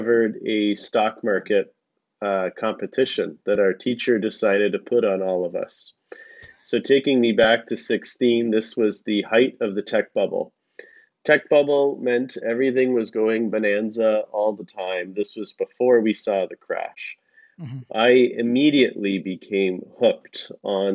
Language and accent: English; Canada; my parents came to Canada shortly before I was born, and when they came, I grew up watching my parents hustle